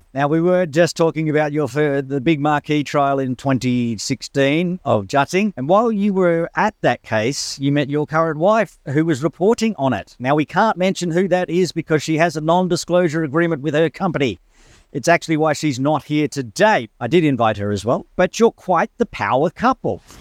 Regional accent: Western Australia, Australia; also born or lived in Kununurra; now in Hong Kong; I grew up in Western Australia

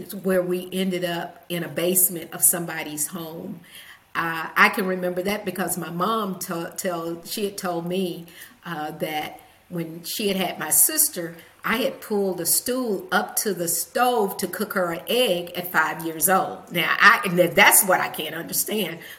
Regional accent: Huntsville, Alabama, United States; also born or lived in Nashville, Tennessee; By the age of 9, my parents divorced, and we moved to Huntsville, Alabama, which put my mom closer to her family.

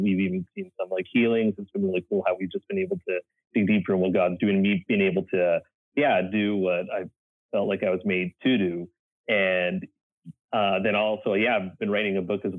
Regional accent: Canada; now in United States; Because I know when I came down from Canada, a pastor said to me like, …, you can move down to the States, but you're going to have to build relationships there.

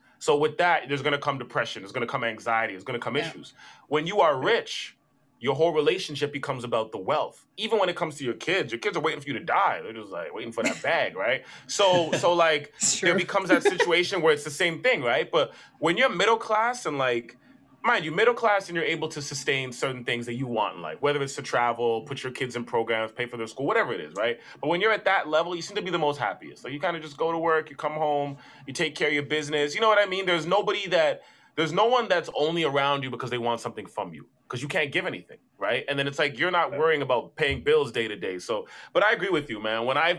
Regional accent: Brampton, Ontario, Canada; But like I grew up in Brampton.

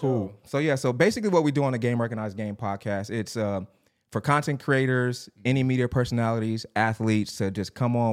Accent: Long Beach, California, United States; I grew up in Long Beach

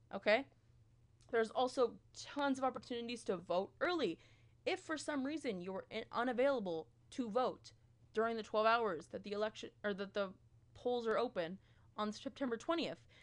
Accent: Peterborough, Ontario, Canada; now in London, Canada; I'm from Peterborough. I go to school in London, Ontario

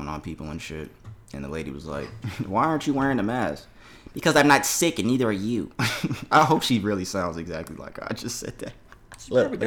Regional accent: Florida, United States; My home. My home state

